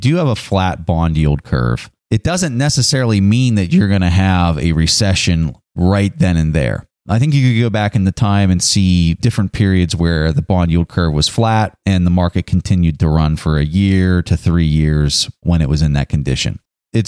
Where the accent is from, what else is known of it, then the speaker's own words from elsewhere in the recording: United States; as an American